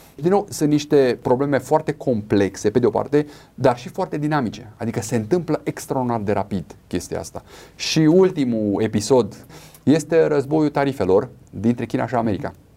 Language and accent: Romanian; Romania; Noi ca și români